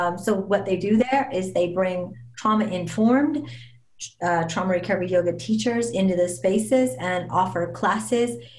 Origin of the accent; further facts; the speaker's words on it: Las Vegas, Nevada, United States; I'm born and raised in Las Vegas